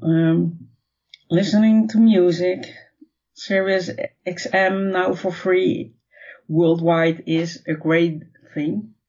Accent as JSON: {"language": "English", "country": "Netherlands", "said": "I'm from the Netherlands"}